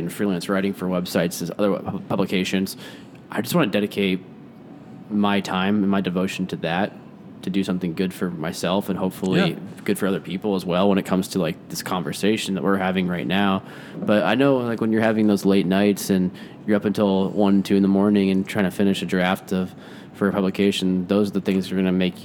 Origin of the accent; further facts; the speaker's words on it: Midwest, United States; Growing up in the Midwest, you're taught passive aggressiveness very early on.